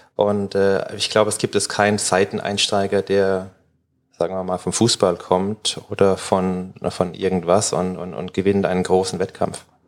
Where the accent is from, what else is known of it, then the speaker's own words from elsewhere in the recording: Dörlesberg, Baden-Württemberg, Germany; now in Mannheim, Germany; auf dem Dorf, wo ich groß geworden bin, in Dördesberg, das sind 600 Einwohner